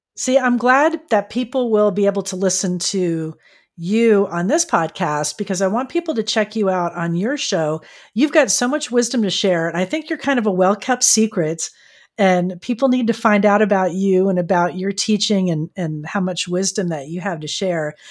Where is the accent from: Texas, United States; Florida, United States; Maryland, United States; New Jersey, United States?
Florida, United States; now in San Diego, United States; I grew up in Florida and then I came out here to California